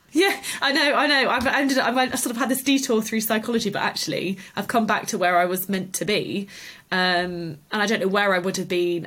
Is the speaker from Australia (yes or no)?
no; the Cotswolds, South West England, United Kingdom; also born or lived in Liverpool; I grew up in the Cotswolds and then went off to university in Liverpool